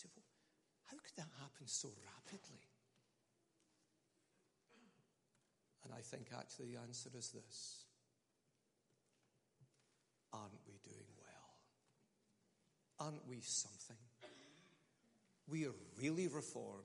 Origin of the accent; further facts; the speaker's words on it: Scotland, United Kingdom; I'm Scottish.